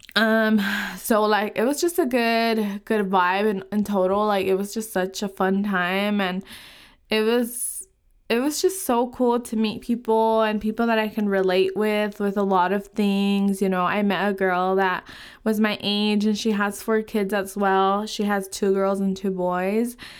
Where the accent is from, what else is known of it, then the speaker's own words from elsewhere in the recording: California, United States; moved away as an adult; now in Utah, United States; I am from California. I live in Utah now, um, and I have lived in California my whole life.